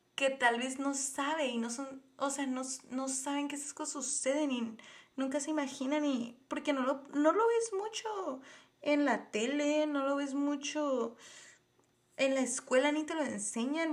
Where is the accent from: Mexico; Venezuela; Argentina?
Mexico; Tijuana, Baja California; soy de Tijuana, Baja California, México